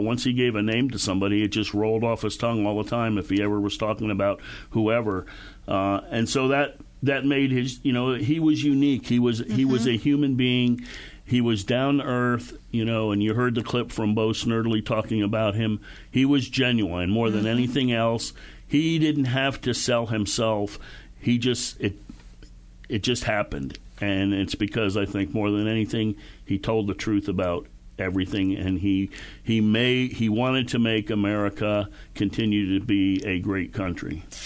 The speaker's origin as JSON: {"language": "English", "region": "Connecticut", "country": "United States", "tie": "born or raised there", "also_born_or_lived": "Panama", "moved": "as an adult", "said": "I grew up outside New York in Connecticut"}